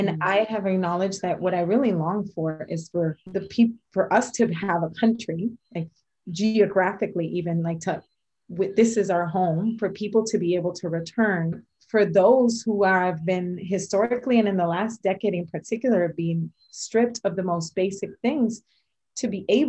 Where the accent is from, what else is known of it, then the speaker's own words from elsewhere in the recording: Tampa, Florida, United States; as someone who grew up in the US, I grew up in Tampa, and I had that experience of returning home and then leaving again and returning home, I learned really well to assimilate.